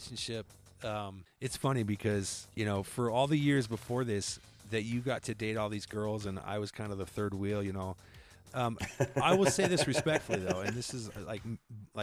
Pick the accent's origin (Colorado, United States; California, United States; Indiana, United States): Colorado, United States; we're from Colorado